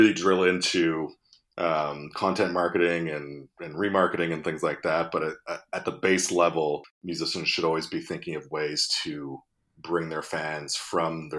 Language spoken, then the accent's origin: English; Montreal, Quebec, Canada; my hometown of Montreal